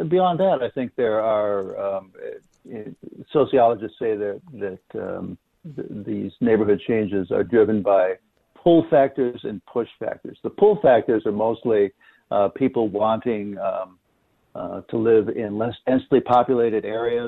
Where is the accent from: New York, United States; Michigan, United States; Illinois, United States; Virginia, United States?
Illinois, United States; Chicago; I'm a Chicago native, too